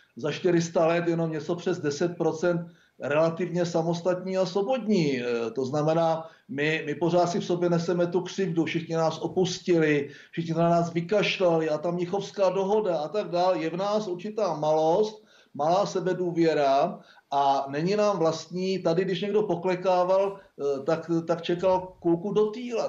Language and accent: Czech; Czechia; jako Češi